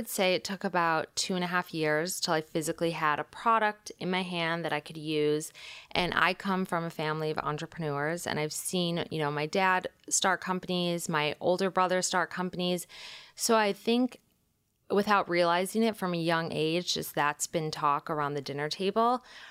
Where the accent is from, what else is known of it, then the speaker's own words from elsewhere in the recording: Michigan, United States; I'm from Michigan. I knew I wanted to leave. I went to school in New York